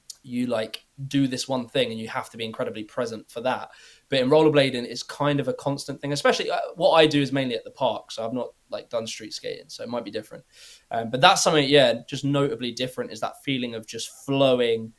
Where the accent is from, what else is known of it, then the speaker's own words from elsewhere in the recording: United Kingdom; as British people